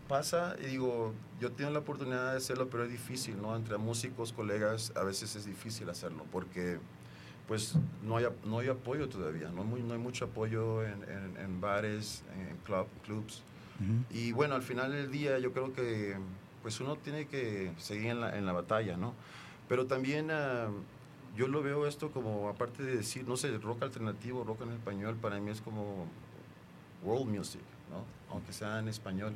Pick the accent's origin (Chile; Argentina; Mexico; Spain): Mexico; Acapulco, Guerrero; moved away; also born or lived in United States; recuerdo de niño en Acapulco